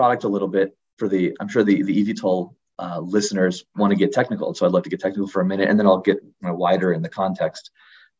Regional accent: South Florida, United States; growing up in South Florida

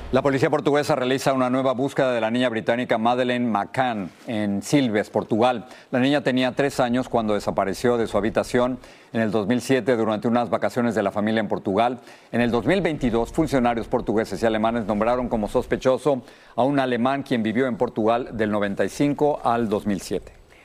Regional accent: Mexico City, Mexico; Los que crecimos en la Ciudad de México estamos acostumbrados al popo y al isla

